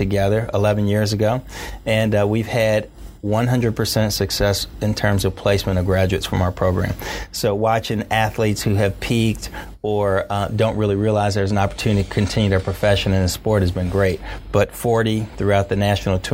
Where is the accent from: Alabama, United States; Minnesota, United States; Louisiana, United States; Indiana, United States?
Indiana, United States; Indianapolis; I'm from Indianapolis public schools